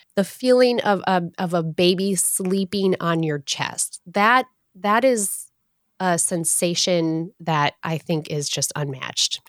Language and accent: English; Michigan, United States; As a Michigander born and raised in Michigan